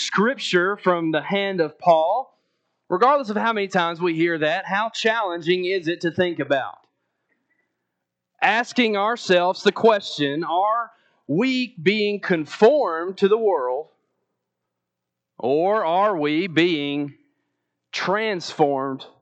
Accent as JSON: {"language": "English", "town": "Athens", "region": "Alabama", "country": "United States", "said": "I'm from Athens, Alabama"}